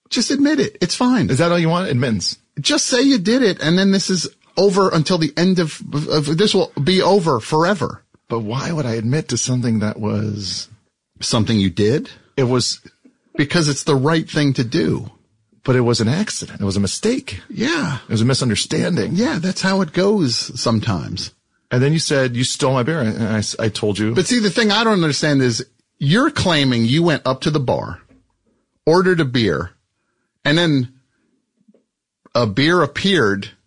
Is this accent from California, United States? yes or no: no; Hawaii, United States; It's a type of juice that, uh, I grew up drinking in Hawaii.